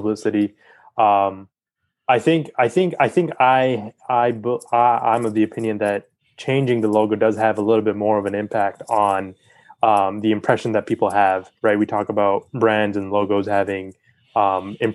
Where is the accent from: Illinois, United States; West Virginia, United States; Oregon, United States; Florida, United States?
West Virginia, United States; I'm from West Virginia and we're all about that coal energy still.